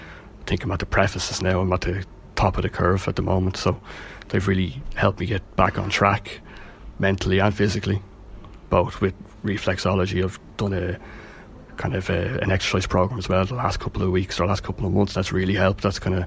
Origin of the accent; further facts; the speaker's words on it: Leixlip, Leinster, Ireland; moved away as an adult; now in Bettystown, Ireland; I suppose I'm originally from Leixlip, but we moved out here because of the office I work in is in Balbriggan, so we moved out to Bettystown.